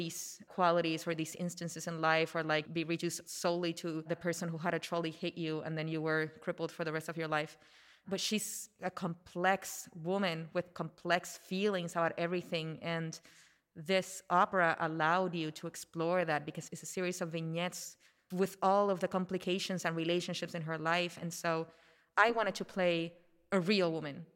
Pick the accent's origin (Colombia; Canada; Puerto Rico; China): Puerto Rico; I grew up in Puerto Rico